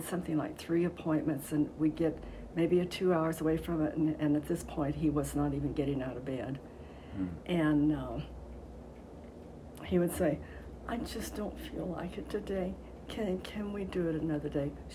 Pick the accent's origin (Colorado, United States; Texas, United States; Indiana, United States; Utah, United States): Colorado, United States; Longmont; I grew up in Longmont. I started fourth grade in Longmont, so I've been around here a long time